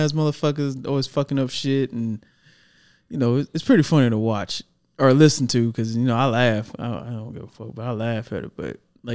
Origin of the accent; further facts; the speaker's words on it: Dallas, Texas, United States; also born or lived in McKinney, Texas; I am from Dallas. I got the birth certificate to prove it. Born and raised